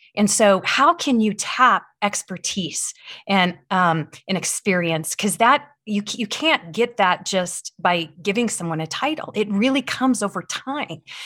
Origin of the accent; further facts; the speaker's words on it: Midwest, United States; moved away; I grew up in the Midwest